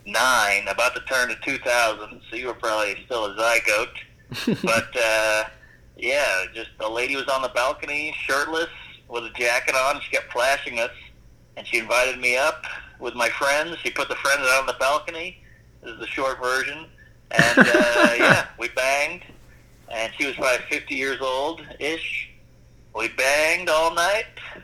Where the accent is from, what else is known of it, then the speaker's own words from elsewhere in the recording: New Orleans, Louisiana, United States; And so it's better now, but when I was a kid, it was fucking dicey. And plus, I grew up